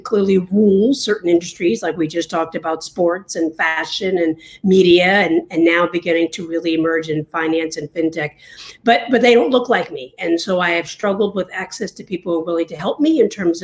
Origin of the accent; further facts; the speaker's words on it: New York, United States; now in Washington, D.C., United States; I'm originally from New York